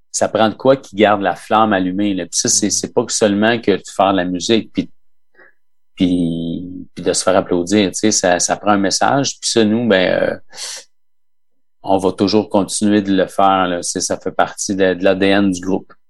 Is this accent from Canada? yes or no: yes; Quebec, Canada